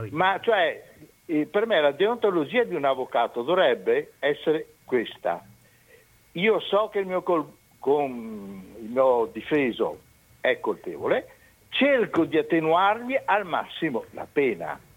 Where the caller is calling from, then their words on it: Romano d'Ezzelino, Veneto, Italy; Ah sì, da Romano De Zulino, via della Madonnetta 47.